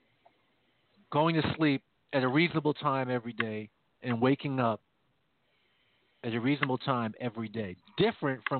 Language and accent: English; Jamaica; moved away; where I come from, where I was born in Jamaica